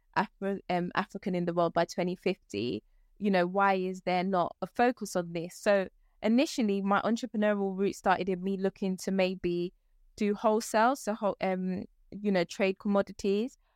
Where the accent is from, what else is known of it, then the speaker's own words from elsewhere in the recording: London, United Kingdom; also born or lived in Ghana; I've spent most of my career in London, um, my life, sorry, in London